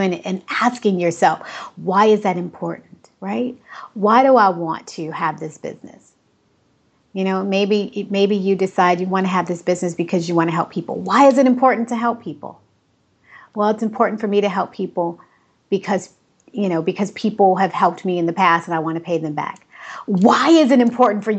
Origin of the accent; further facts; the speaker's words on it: Cleveland, Ohio, United States; moved away; also born or lived in Dominican Republic; I was born in Cleveland, Ohio